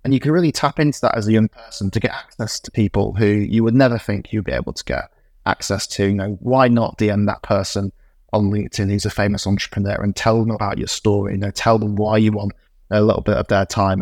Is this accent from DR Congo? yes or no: no; Morley, Yorkshire and the Humber, United Kingdom; also born or lived in Oxford; when I was growing up in Morley in West Yorkshire